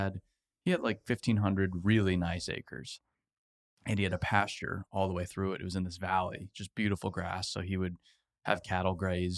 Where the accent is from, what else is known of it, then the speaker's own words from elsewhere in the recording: Arizona, United States; I'm from Arizona